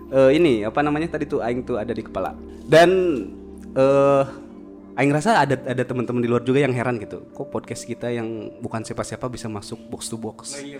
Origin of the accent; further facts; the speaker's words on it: Purwakarta, West Java, Indonesia; Uh, kita kan dari Purwakarta. Otomatis harus jalan ke Jakarta deh.